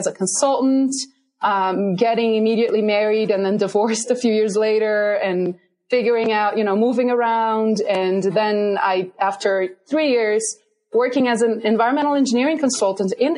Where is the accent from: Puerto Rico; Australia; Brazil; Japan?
Brazil; southern Brazil; English is a second language; moved away as an adult; also born or lived in Virginia, United States; now in Colorado, United States; I'm originally from Brazil, and I got my undergrad degree, my bachelor's in sanitary and environmental engineering in southern Brazil, actually in my hometown in southern Brazil.